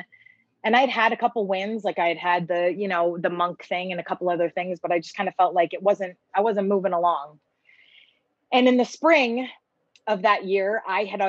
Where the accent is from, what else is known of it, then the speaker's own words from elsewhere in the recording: East Coast, United States; moved away as an adult; I'm from the East Coast